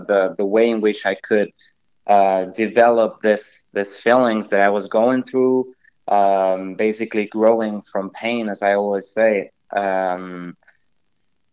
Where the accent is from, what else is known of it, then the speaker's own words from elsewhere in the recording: Argentina; now in Los Angeles, United States; I'm from Argentina. I'm currently living in L.A.